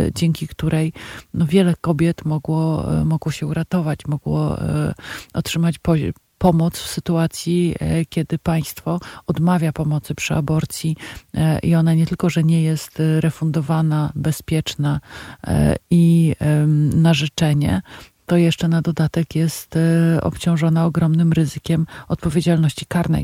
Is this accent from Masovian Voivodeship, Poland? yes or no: yes; Warsaw, Masovian Voivodeship, Poland; Ja się wychowałam na targówku